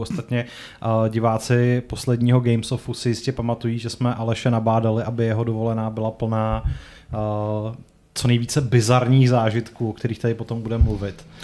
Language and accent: Czech; South Bohemian Region, Czechia; mého rodiště uh, v jižních Čechách